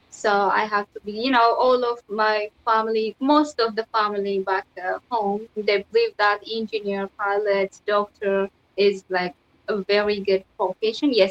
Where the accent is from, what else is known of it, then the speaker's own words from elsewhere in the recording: Ethiopia; English is a second language; even inside in Ethiopia, which I went to university. It's uh, like it's not in my hometown, somewhere different city. It's called Villa. So, you know, in Ethiopia there is uh, like 86 kind of culture and language, more more than 86.